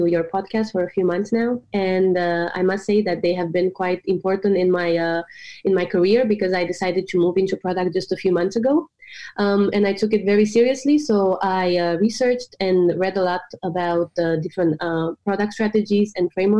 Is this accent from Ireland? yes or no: no; Romania; moved away as an adult; now in Copenhagen, Denmark; I'm originally from Romania, but I moved to Denmark almost 5 years ago to study at the business school here in Copenhagen.